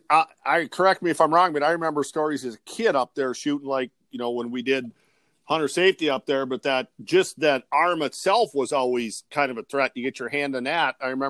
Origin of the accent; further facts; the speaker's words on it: Ettrick, Wisconsin, United States; moved away; my hometown, Attrick, where I grew up.